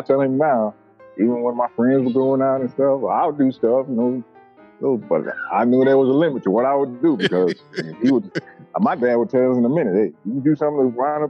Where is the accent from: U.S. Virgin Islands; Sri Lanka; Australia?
U.S. Virgin Islands; moved away as an adult; For me, well, you know, I'm from the Virgin Islands, born and raised, stayed there. You know, I left to join the Army when I was 20 years old.